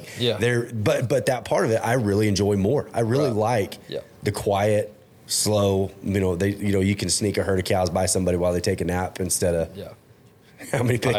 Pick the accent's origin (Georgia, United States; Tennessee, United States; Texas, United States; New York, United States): Texas, United States; Fort Worth; moved away as an adult; also born or lived in Oregon; Growing up in Fort Worth and then the 10 years I spent in Oregon